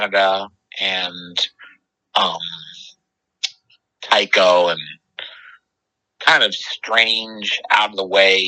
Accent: Philadelphia, Pennsylvania, United States; moved away; I'm from East Mount Airy, which is like kind of the Chestnut Hill area

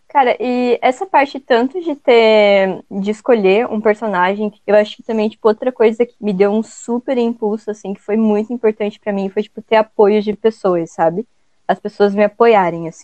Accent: Joinville, Santa Catarina, Brazil; aqui, onde a gente mora, a gente, a gente é de Joinville, aqui de Santa Catarina

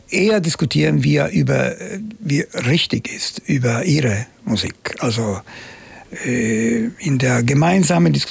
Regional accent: Palermo, Sicily, Italy; German is a second language; das Ende der 60er Jahre ich lebte in Palermo, meine Heimatstadt, und die war natürlich noch nicht so. Wir haben ein bisschen am Rand der Stadt gelebt

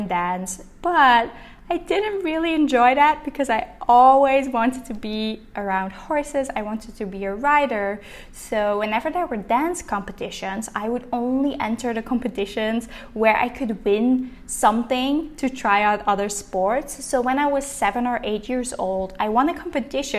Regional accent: Linkhout, Flanders, Belgium; first language Dutch; English is a second language; moved away; I'm originally from Belgium, from a really small village in Limburg, which is called Linkhout.

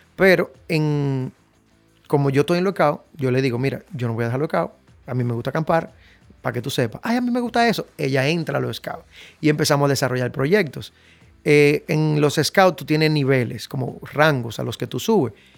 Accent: Dominican Republic; Yo me crié en Invivienda por la Chale de Gol

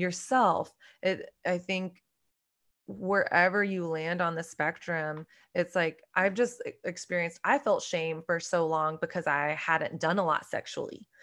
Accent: Dallas, Texas, United States; moved away as an adult; now in New York City, United States; I grew up in Dallas, Texas.

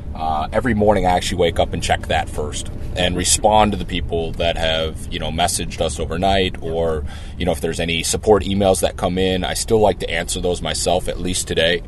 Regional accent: Twin Cities, Minnesota, United States; growing up in the Twin Cities

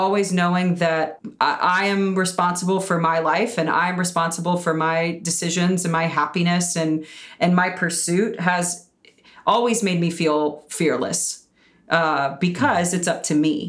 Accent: Birmingham, Alabama, United States; Yeah, I'm originally from Birmingham, Alabama. So I grew up doing theater there.

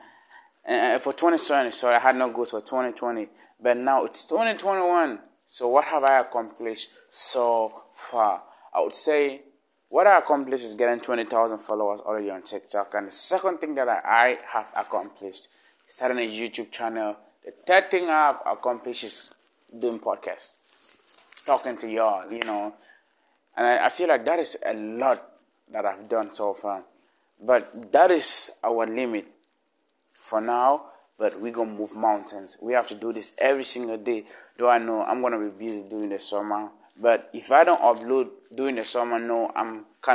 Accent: Northwest Region, Cameroon; first language Lamnso; English is a second language; now in United States; I grew up and I was raised in Africa. Then I moved over here

